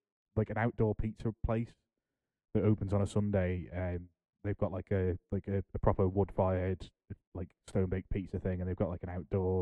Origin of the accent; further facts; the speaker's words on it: United Kingdom; As a British person